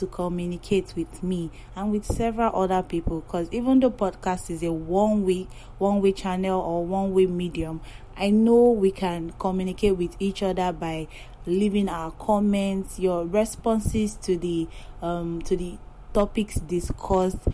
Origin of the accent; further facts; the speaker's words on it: Yoruba tribe of Nigeria, Yorubaland, Nigeria; I am from the Yoruba tribe of Nigeria